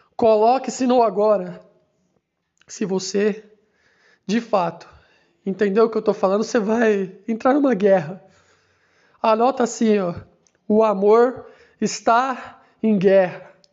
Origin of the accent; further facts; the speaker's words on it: Santos, São Paulo, Brazil; now in São Paulo, Brazil; Eu nasci em Santos, em um hospital, pela manhã